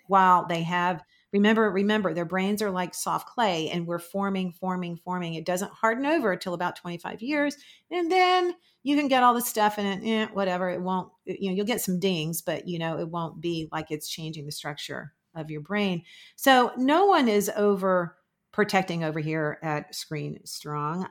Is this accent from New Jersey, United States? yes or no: no; Florida, United States; I'm from Florida